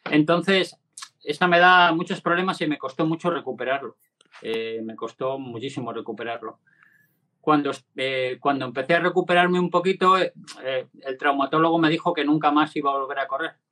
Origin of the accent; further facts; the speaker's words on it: Cantabria, Spain; el que hice este verano que fui corriendo desde aquí a, mi pueblo natal, a Cantabria.